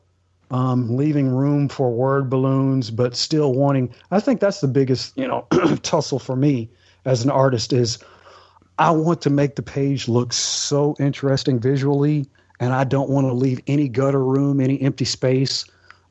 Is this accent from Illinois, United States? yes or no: no; Alabama, United States; I'm from a small town. Like I said, my dad is in the military, but time off, I grew up here in Alabama, and my town is like population 2000, population 1800.